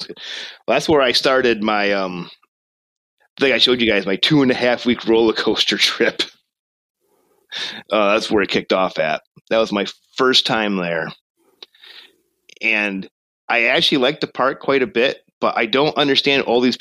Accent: Michigan, United States; Michigan, my home state

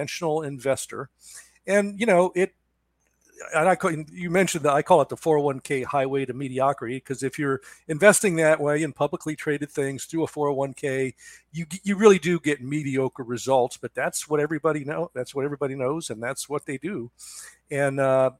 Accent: Cincinnati, Ohio, United States; moved away as an adult; also born or lived in Daytona Beach, Florida / Seattle, Washington; now in Charleston, United States; I grew up in Cincinnati, Ohio

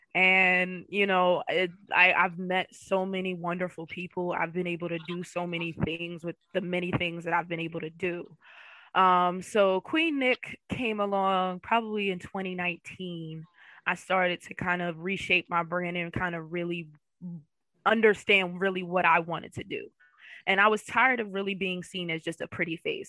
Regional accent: Philadelphia, Pennsylvania, United States; moved away as an adult; now in Florida, United States; I'm from the Philadelphia area. Um, West Philly born and raised

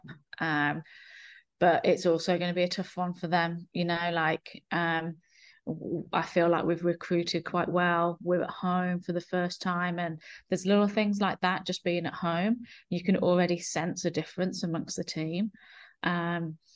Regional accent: England, United Kingdom; now in New Zealand; I consider New Zealand my home, but I'm from England

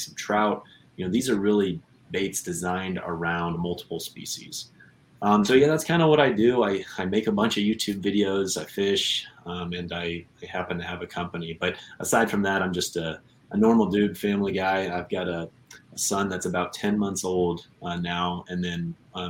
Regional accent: Kansas, United States; also born or lived in Southwest Michigan; now in Michigan, United States; I live in Southwest Michigan. I grew up originally in Kansas

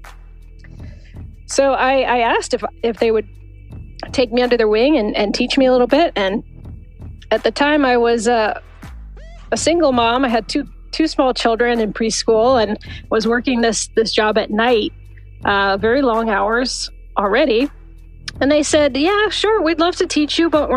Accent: Massachusetts, United States; moved away as an adult; also born or lived in Northern California; now in California, United States; I grew up on the East Coast in Massachusetts

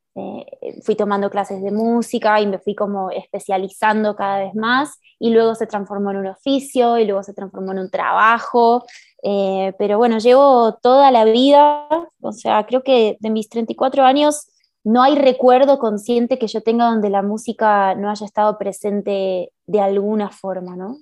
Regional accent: Buenos Aires, Argentina; moved away as an adult; now in Mexico City, Mexico; yo nací en Buenos Aires y vivo sí, acá en Ciudad de México hace cinco años

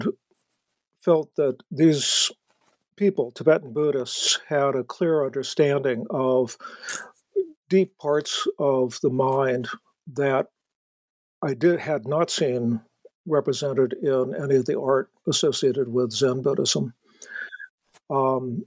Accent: South Bay, south of San Francisco, California, United States; I grew up in the South Bay, south of San Francisco

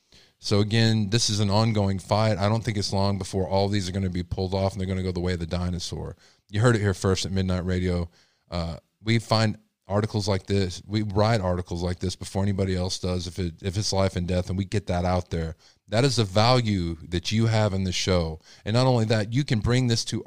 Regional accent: Texas, United States; I'm from Texas.

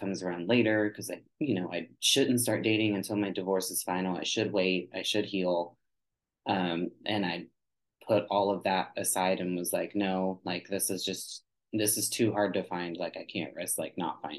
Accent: Texas, United States; I grew up in Texas and the Bible Belt

